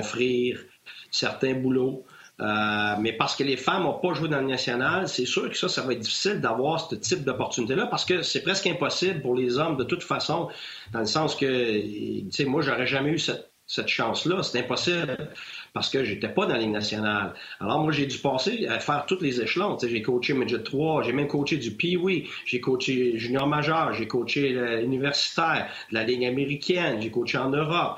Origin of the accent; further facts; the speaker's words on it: Notre-Dame-du-Lac, Quebec, Canada; je viens d'un petit village de Notre-Dame-du-Lac, dans le bas du fleuve